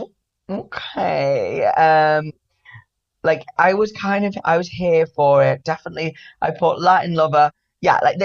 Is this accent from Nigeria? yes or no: no; Manchester, North West England, United Kingdom; now in London, United Kingdom; I am from Manchester